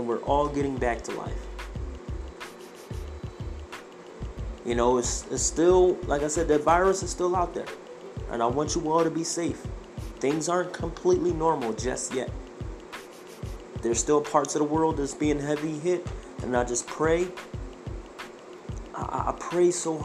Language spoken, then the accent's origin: English; Philadelphia, Pennsylvania, United States; moved away as an adult; now in Idaho, United States; I grew up in the ghetto of North Philadelphia. I grew up in Hunter Park Avenue